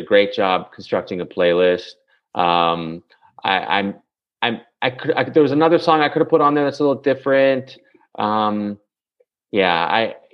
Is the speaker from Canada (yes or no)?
yes; Canada; I'm from Canada